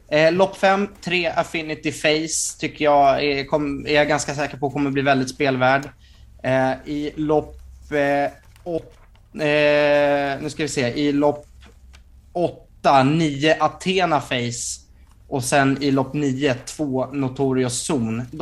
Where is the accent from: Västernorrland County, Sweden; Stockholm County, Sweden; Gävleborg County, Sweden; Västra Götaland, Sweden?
Stockholm County, Sweden; Stockholm; jag varnade ju i början av podden för att jag är dryg stockholmare.